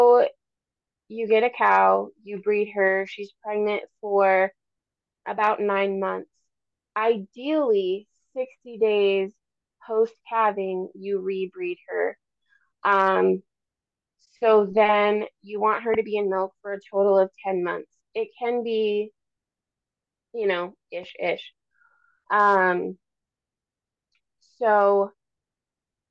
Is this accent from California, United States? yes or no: no; Minnesota, United States; now in Alaska, United States; I grew up in Minnesota in conventional lower 48 dairies